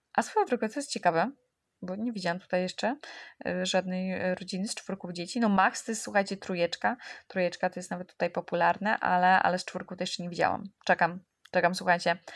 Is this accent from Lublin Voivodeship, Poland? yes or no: no; Warsaw, Masovian Voivodeship, Poland; ja jestem z Warszawy